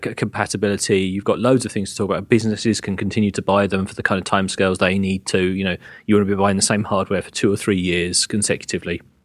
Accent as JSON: {"language": "English", "region": "England", "country": "United Kingdom", "said": "I am English"}